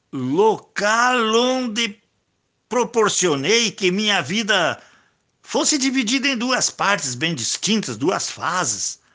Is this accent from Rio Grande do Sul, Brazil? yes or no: yes; Não-Me-Toque, Rio Grande do Sul, Brazil; moved away; eu tenho o prazer, depois de mais de cinco décadas, voltar a Não Me Toque